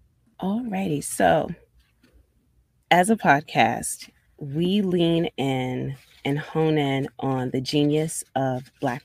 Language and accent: English; Baltimore, Maryland, United States; I grew up in Baltimore, Maryland